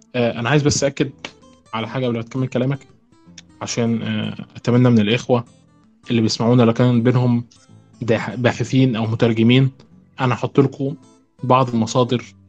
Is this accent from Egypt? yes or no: yes; Egypt; عندنا في مصر في نوبيين